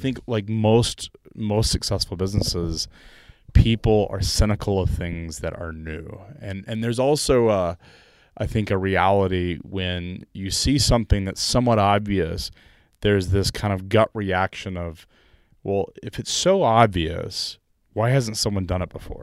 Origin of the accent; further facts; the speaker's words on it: Chattanooga, Tennessee, United States; I'm from Chattanooga, Tennessee.